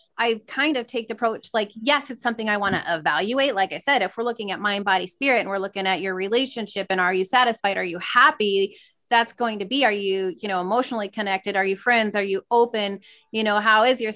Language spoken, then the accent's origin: English; small town in Iowa, United States; also born or lived in New York; now in Des Moines, United States; small town that I grew up